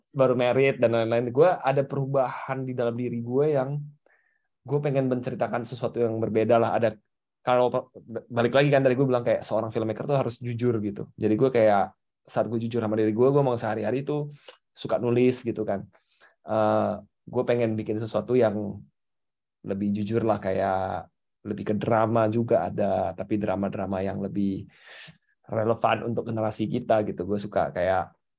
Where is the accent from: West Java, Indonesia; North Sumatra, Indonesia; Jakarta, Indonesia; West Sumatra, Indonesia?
North Sumatra, Indonesia; gue dari Sumatera Utara